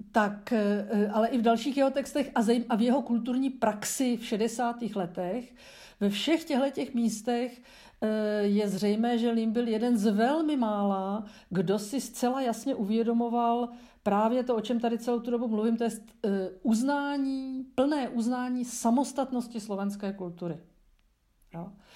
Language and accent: Czech; Czechia